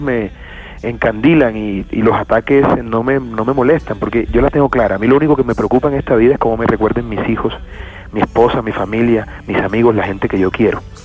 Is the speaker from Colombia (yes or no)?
yes; Montería, Córdoba, Colombia; yo me crié en Montería